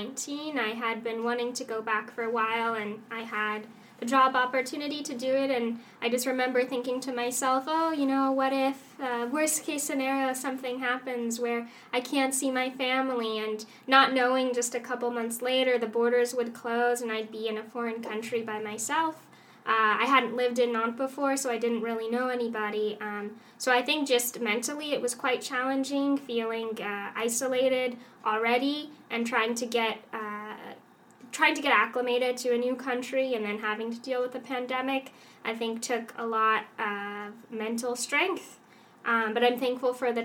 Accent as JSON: {"language": "English", "country": "United States", "moved": "as an adult", "lives_now": "France", "said": "as an American"}